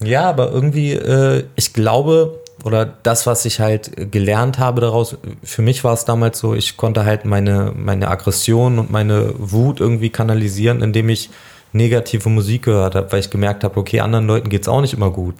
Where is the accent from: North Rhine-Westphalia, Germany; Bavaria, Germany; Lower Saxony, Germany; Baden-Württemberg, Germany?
Lower Saxony, Germany; Nienburg; ich bin aufgewachsen in der Nähe von Hannover, in Nienburg an der Weser